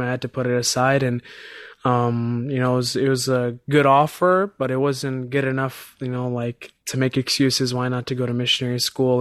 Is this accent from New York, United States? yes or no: no; Chicago, Illinois, United States; I'm from Chicago, Illinois